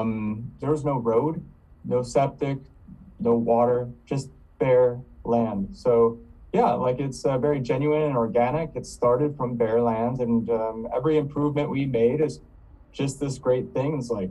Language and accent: English; East Coast, United States; I'm from the East Coast, I really think people would connect with nature.